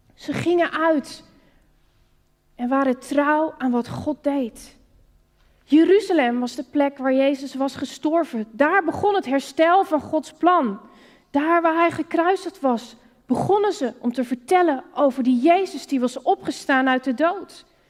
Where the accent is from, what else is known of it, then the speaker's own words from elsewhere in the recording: Netherlands; Als Nederlander is het hier met kerken om je heen waar je op bent gegroeid in de christelijke cultuur